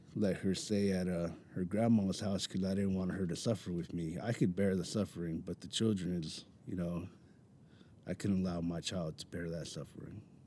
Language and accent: English; Mountain View, California, United States; I'm born and raised in Mountain View, California.